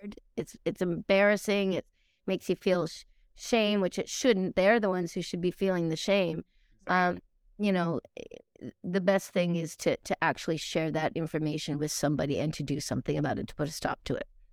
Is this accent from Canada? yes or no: yes; Truro, Nova Scotia, Canada; also born or lived in Australia; I was a kid from Truro, Nova Scotia, originally Australia